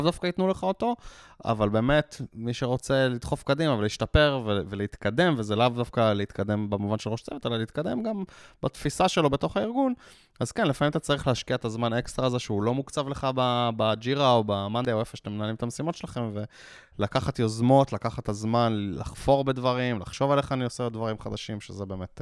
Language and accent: Hebrew; Israel; אנחנו ישראלים